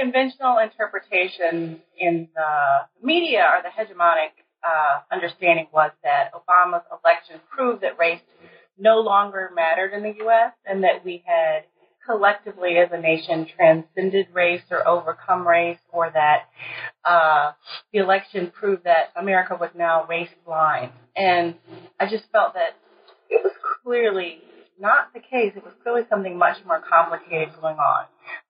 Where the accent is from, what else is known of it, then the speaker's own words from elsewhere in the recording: College Park, Maryland, United States; Well, as you said … I'm originally from Maryland, College Park, Maryland.